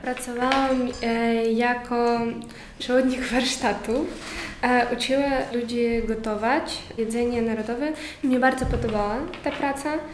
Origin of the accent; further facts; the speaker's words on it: Ukraine; Polish is a second language; now in Poland; u nas w Ukrainie